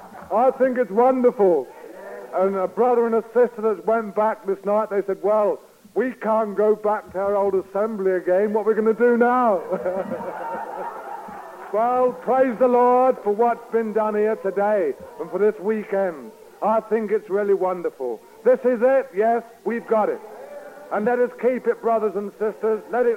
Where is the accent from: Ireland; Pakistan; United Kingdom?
United Kingdom; London; I come from London